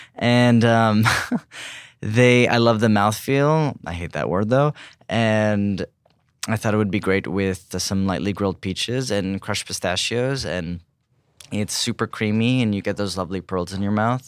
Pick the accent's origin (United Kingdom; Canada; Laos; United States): United States; California; growing up in California